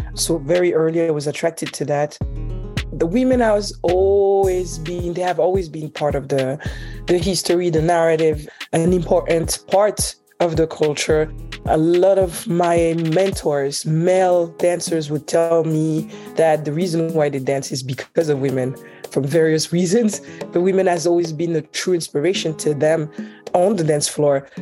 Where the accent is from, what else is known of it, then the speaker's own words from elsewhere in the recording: Switzerland; also born or lived in Haiti; now in New Jersey, United States; My both parents are Haitian, but I was born and raised in Switzerland